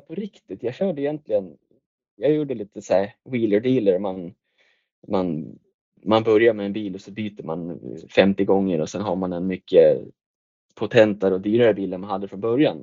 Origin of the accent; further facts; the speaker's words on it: Västerås, Västmanland, Sweden; moved away as an adult; also born or lived in Tillberga; now in Hallstahammar, Sweden; jag är ju född och uppvuxen i Västerås